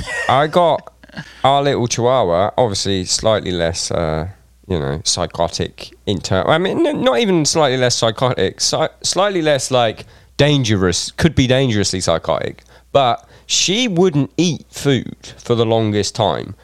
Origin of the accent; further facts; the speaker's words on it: Reading, South East England, United Kingdom; I'm from Reading